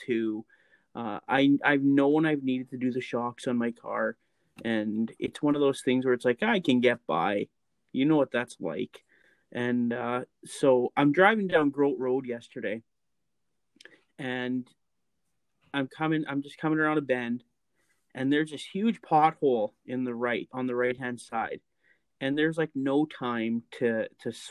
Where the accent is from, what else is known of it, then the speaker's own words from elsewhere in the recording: Lac La Biche, Alberta, Canada; moved away; I grew up in Lac La Biche, Alberta